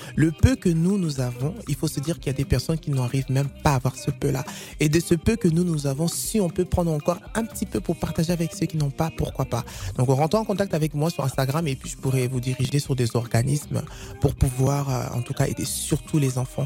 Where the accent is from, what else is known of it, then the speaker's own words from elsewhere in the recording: not far from Paris, Centre-Val de Loire, France; Je viens dans le 28, pas très loin de, Paris.